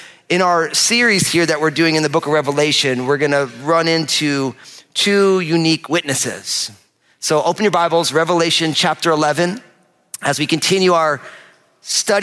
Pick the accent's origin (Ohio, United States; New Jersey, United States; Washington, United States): New Jersey, United States; I'm from New Jersey